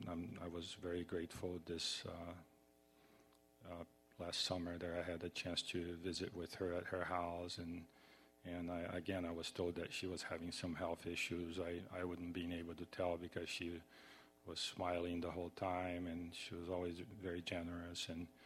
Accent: Brazil; I'm originally from Brazil, and I'm very humbled and always felt very happy to go to their home

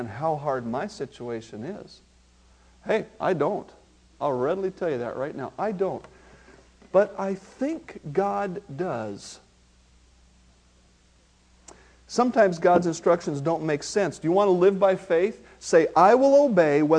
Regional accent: Marysville, United States; I have a friend that I grew up with in Marysville

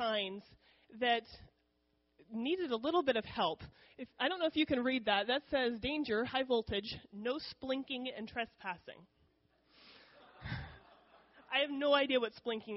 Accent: United States; first language English; I am very experienced in speaking English. The benefits of growing up in America

